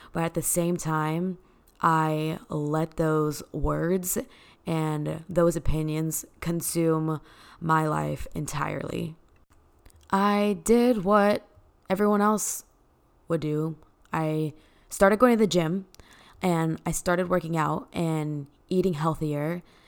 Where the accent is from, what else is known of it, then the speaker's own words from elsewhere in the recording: Dallas, Texas, United States; born and raised in Dallas, Texas